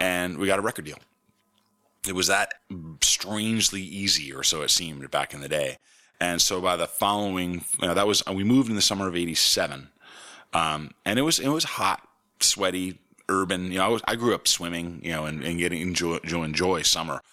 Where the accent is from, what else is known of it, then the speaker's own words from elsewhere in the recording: Potsdam, New York, United States; growing up in Potsdam, When I was little